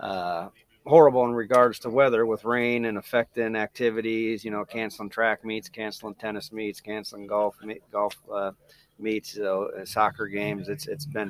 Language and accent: English; Joliet, Illinois, United States; moved away as an adult; also born or lived in Kirksville, Missouri; now in Fairfield, Iowa, United States; I'm originally from the Joliet, Illinois area